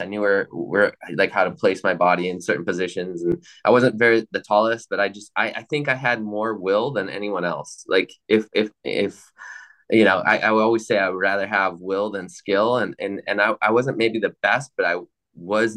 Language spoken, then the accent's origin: English; Milwaukee, Wisconsin, United States; I grew up in Milwaukee, Wisconsin, super cold in the winter